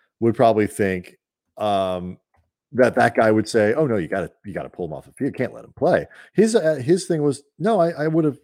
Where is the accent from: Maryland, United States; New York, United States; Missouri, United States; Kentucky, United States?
Missouri, United States; St. Louis; now in California, United States; I'm from St. Louis.